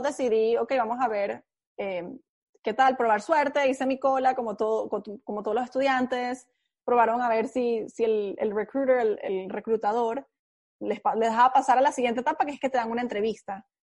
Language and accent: Spanish; Caracas, Capital District, Venezuela; now in United States; soy venezolana, nací en Caracas, eh, me crié en Caracas